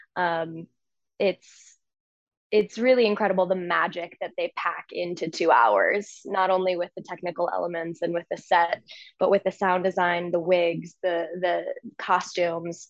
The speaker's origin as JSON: {"language": "English", "town": "St. Louis", "region": "Missouri", "country": "United States", "tie": "born or raised there", "moved": "yes", "said": "one of my best friends growing up in Saint Louis"}